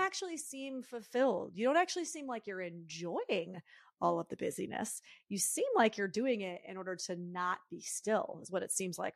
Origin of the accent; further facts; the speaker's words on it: Northeast, United States; now in San Francisco Bay Area, United States; I'm from the Northeast, I still have that, like, New Yorker kind of energy in me